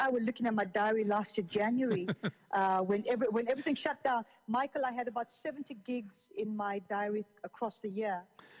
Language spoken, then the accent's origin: English; Zambia; also born or lived in Zimbabwe; I mean, I was born in Zambia, in Africa, and I grew up in Zambia and Zimbabwe.